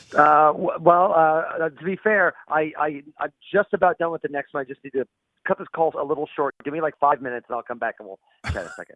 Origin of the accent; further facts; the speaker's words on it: Central Illinois, United States; I'm from Central Illinois